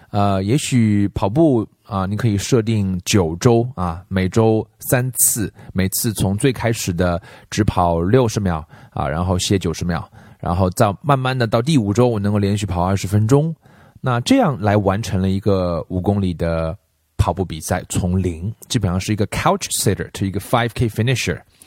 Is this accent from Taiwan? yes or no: no; China; 我们中国人学英文